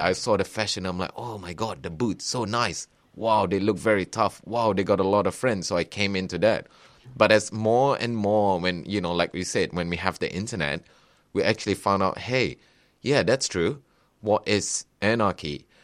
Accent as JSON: {"language": "English", "country": "Malaysia", "moved": "as an adult", "lives_now": "Australia", "said": "I came from Malaysia"}